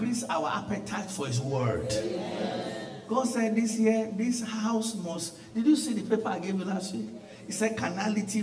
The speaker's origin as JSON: {"language": "English", "country": "Nigeria", "moved": "as an adult", "said": "where I came from Nigeria"}